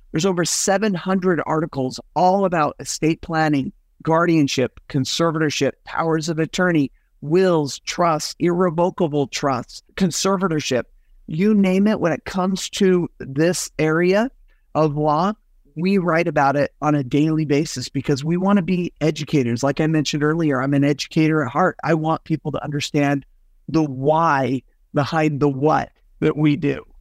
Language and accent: English; Salt Lake City, Utah, United States; also born or lived in Southern California / Northern California; now in Arizona, United States; I was born and raised in Salt Lake City, Utah